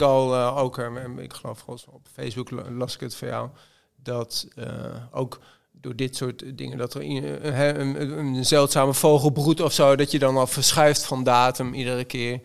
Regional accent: Zwolle, Overijssel, Netherlands; ik kom uit Zwolle. Ik, ben, ik ben blauwvinger.

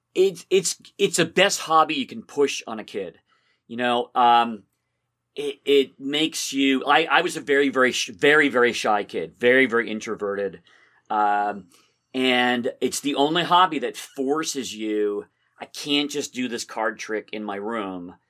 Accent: Somerville, Massachusetts, United States; also born or lived in Belmont, Massachusetts; I grew up in Somerville.

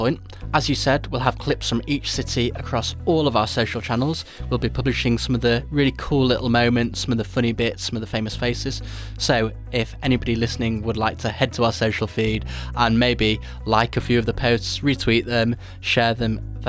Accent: Leeds, Yorkshire and the Humber, United Kingdom; I'm from Leeds

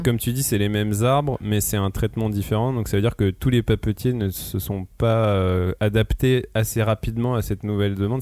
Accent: France; nous, en tant que Français

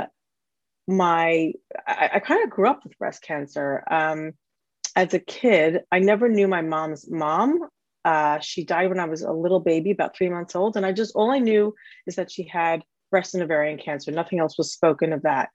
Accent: United States; moved away as an adult; now in London, United Kingdom; I am an American married to an American guy, have four American kids, and we live in London in the UK

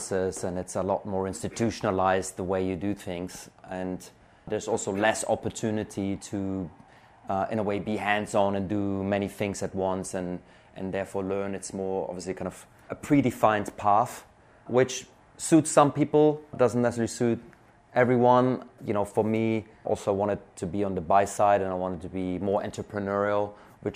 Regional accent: Germany; moved away as an adult; now in United Kingdom; I'm originally from Germany. I came to the UK in 2008.

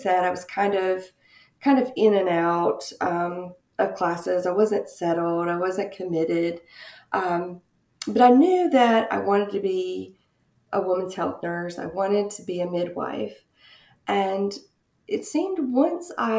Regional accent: Goldsboro, North Carolina, United States; also born or lived in Raleigh, North Carolina; I grew up in a small town in North Carolina, Goldsboro, North Carolina.

